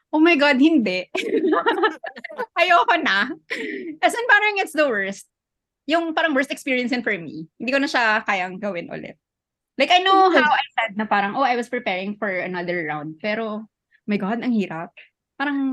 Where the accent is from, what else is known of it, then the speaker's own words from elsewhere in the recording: Marawi, Bangsamoro, Philippines; I'm Maranao kasi. Tapos I'm from Marawi City. And yung house namin, yung ancestral home namin is in the most affected area.